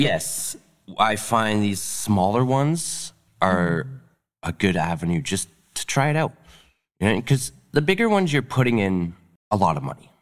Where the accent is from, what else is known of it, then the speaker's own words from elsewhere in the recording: North Bay, Ontario, Canada; moved away; I grew up in North Bay